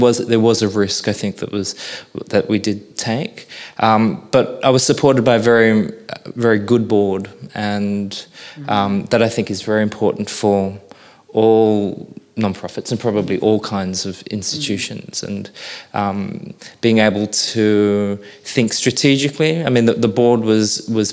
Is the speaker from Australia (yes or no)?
yes; Sydney, New South Wales, Australia; now in Brisbane, Australia; I was born in Sydney